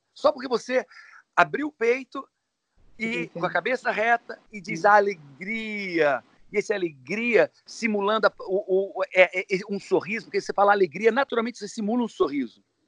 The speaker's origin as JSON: {"language": "Portuguese", "region": "Ceará", "country": "Brazil", "said": "sou cearense"}